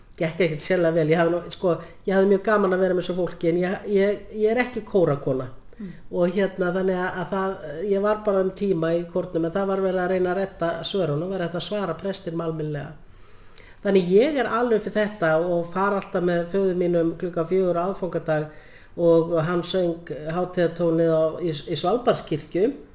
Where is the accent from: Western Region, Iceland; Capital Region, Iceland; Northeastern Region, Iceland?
Northeastern Region, Iceland; Laufás, Eyjafjörður; ég er alveg upp á pressetri í Laufósi Vejafjörð